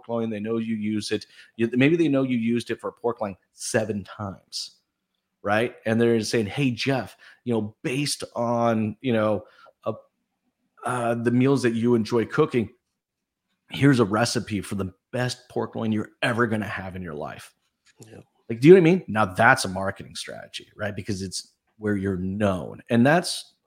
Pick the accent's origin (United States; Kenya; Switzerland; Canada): Canada; I'm from Canada.